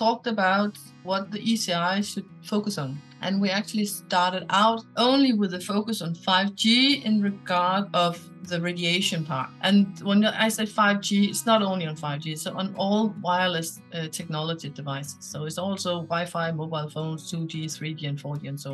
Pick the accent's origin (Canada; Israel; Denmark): Denmark; I'm from Denmark.